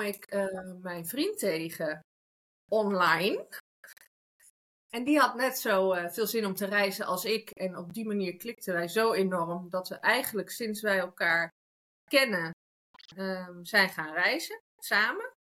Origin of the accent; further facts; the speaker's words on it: Netherlands; moved away as an adult; now in Spain; Ik ben geboren in Nederland.